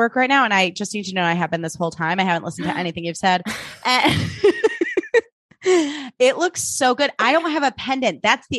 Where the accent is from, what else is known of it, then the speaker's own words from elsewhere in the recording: Vancouver, British Columbia, Canada; I think I'm pretty nice and I'm from Vancouver.